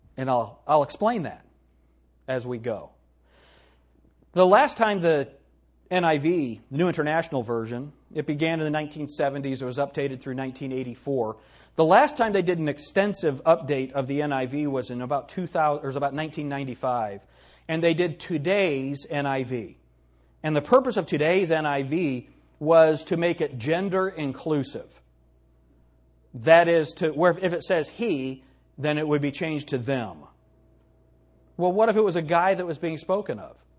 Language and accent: English; United States; I'm an American.